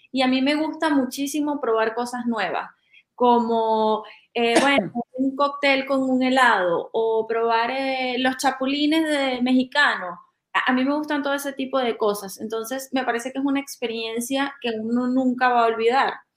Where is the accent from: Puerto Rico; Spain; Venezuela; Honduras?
Venezuela; moved away; soy venezolana y he vivido mucho tiempo